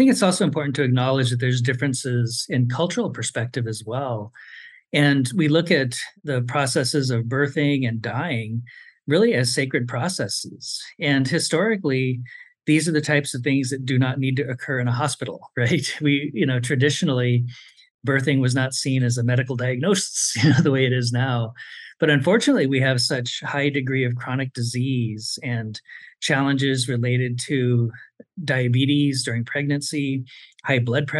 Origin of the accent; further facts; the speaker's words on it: United States; we really have to think of ourselves as American Indians. We kind of have a tri-citizenship. We are citizens of the United States, we are citizens of our tribal nations, and we are residents of the states in which we live.